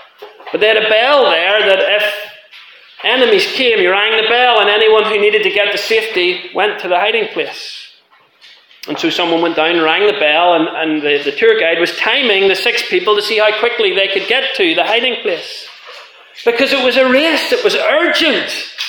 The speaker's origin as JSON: {"language": "English", "country": "Ireland", "lives_now": "Scotland, United Kingdom", "said": "I'm an Irish man living in Scotland."}